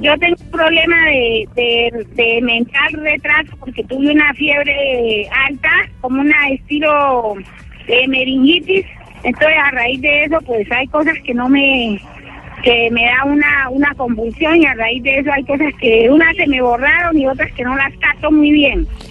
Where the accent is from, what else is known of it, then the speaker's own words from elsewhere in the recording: Cali, Valle del Cauca, Colombia; moved away; yo llevo 30 años aquí, pero yo no soy de acá. Yo, yo trabajo para conseguir un pasaje precisamente de pronto para irme ya para mi tierra, que es Cali